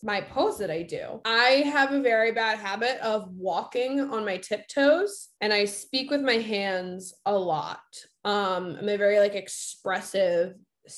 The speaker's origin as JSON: {"language": "English", "region": "Massachusetts", "country": "United States"}